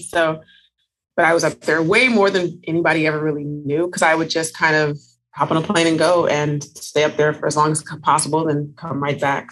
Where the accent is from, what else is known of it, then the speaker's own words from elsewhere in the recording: Northern California, United States; now in Las Vegas, United States; I'm originally from Northern California. I currently live in Las Vegas, Nevada